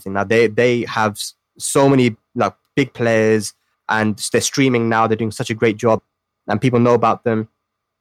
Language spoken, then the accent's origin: English; Pakistan; as a Pakistani